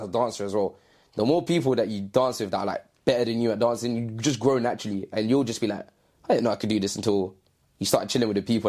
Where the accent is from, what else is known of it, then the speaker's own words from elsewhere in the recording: London, United Kingdom; I'm from the east side of London. Nationality-wise, I'm Jamaican. I am also mixed with something else, but it's not like a predominant side.